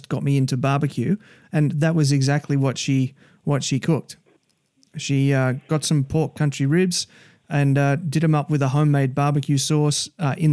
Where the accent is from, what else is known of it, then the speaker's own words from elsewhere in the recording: Australia; As an Australian